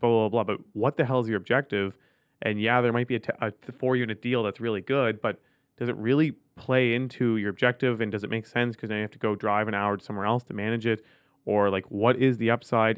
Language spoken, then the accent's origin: English; Ottawa, Ontario, Canada; I grew up in Ottawa